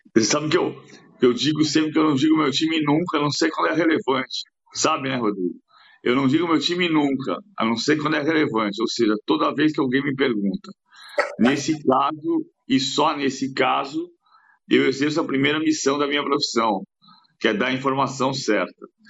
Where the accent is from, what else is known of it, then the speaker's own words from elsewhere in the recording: São Paulo, Brazil; moved away as an adult; now in Rio de Janeiro, Brazil; Eu sou paulistano de medula e carioca de coração